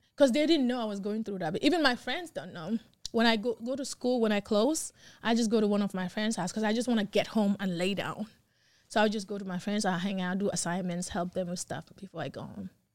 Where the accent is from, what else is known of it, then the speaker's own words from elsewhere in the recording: Gambia; accent: African; now in United States; I'm from Gambia